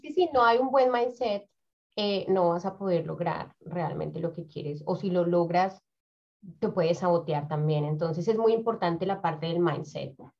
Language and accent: Spanish; Bogotá, Colombia; moved away as an adult; now in New Zealand; yo vengo de Bogotá, Bogotá es una ciudad demasiado grande